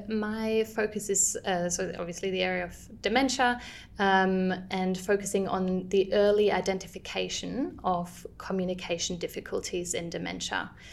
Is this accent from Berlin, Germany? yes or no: no; Cologne, North Rhine-Westphalia, Germany; English is a second language; moved away as an adult; also born or lived in Munich; now in Sydney, Australia; you'll hear in my accent, I'm actually originally from Germany. I grew up in Cologne, but I studied my bachelor's and master's degree in speech pathology in Munich.